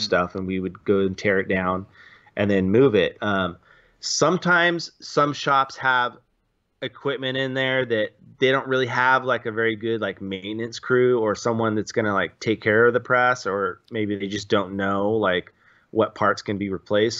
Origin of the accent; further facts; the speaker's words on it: San Luis Obispo, California, United States; also born or lived in Orange County; I was from San Luis Obispo